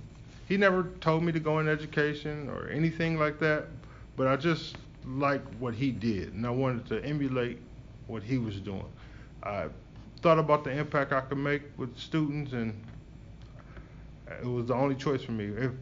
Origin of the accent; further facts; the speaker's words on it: Toledo, Ohio, United States; now in Columbus, United States; I am from Toledo, Ohio originally. I was born and raised there, grew up in Toledo, and moved to Columbus probably about 15 years ago when I became an educator.